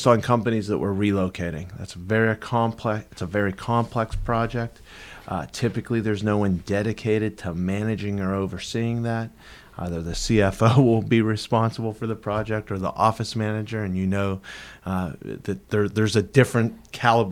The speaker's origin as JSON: {"language": "English", "town": "Pittsburgh", "region": "Pennsylvania", "country": "United States", "moved": "yes", "lives_now": "Tampa, United States", "said": "I'm from Pittsburgh"}